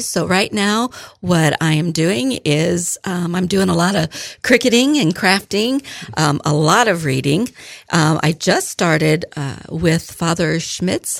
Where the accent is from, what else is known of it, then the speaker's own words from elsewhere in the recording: Fairbury, Illinois, United States; I was born and raised in Fairbury, Illinois, so not too far, a little bit north and east of here